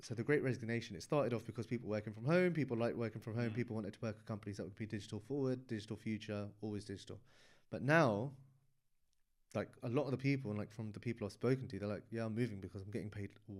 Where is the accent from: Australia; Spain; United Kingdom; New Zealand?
United Kingdom; Hounslow, London; We're both from Hounslow.